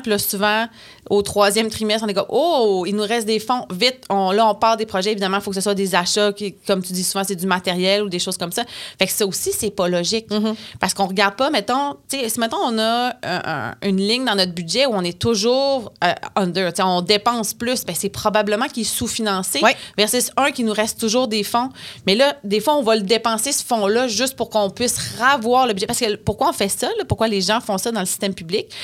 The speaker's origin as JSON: {"language": "French", "area": "Bas-Saint-Laurent", "region": "Quebec", "country": "Canada", "said": "Je viens du Bas-Saint-Laurent"}